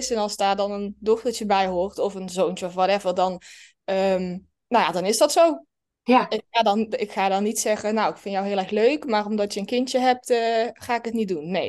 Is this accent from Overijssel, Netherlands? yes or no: no; Limburg, Netherlands; accent: Limburgish; now in Breda, Netherlands; ik woon in Breda en ik kom eigenlijk uit Limburg. Maar dat horen jullie niet meer als het goed is aan mijn accent.